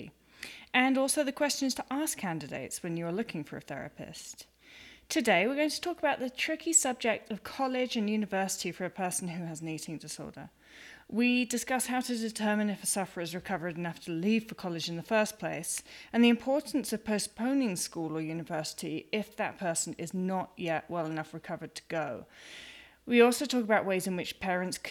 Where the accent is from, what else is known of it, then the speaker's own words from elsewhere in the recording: United Kingdom; I'm British